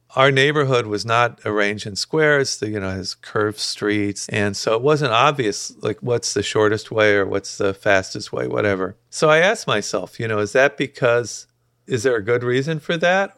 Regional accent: Dayton, Ohio, United States; kind of upper middle class, uh, very peaceful suburb of Dayton with very good public schools

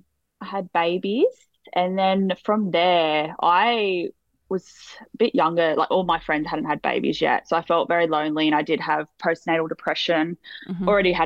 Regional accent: Sydney, New South Wales, Australia; Everyone thinks I'm either from, well, usually people think I'm from Queensland or Melbourne. I'm not sure why, but I'm like, no, I'm in the middle.

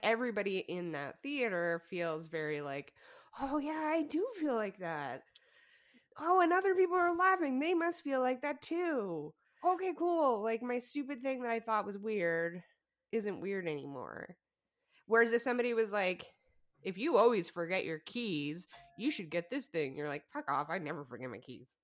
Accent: Alberta, Canada; we're from Alberta

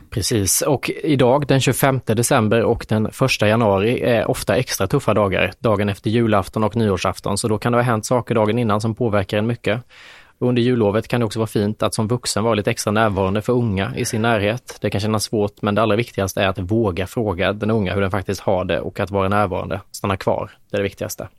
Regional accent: Småland, Sweden; accent: Småländska; jag har dysfunktionell småländska

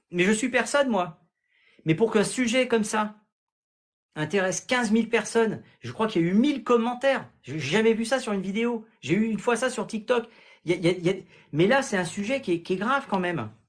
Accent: Grand Est, France; Moi, je viens d'Alsace

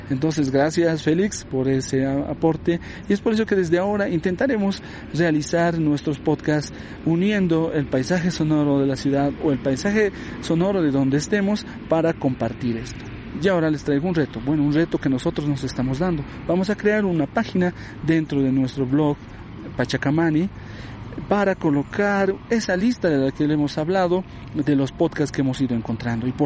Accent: Bolivia; también forma parte de la identidad de nosotros como bolivianos.

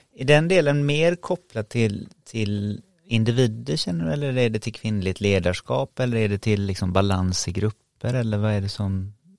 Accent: Sweden; som svensk

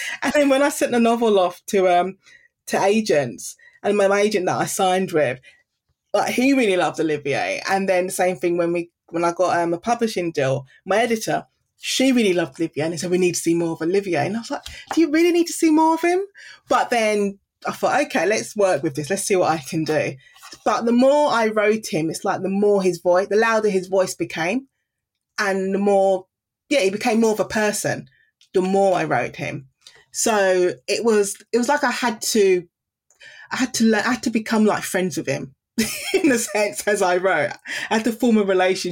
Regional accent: London, United Kingdom; I grew up in Deptford in the Greenwich area

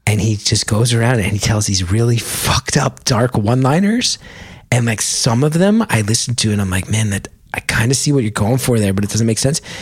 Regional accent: Lodi, New Jersey, United States; I'm from Lodi.

